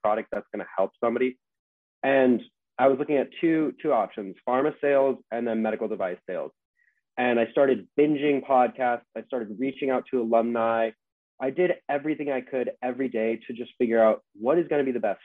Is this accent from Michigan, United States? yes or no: no; Southern California, United States; I'm from Southern California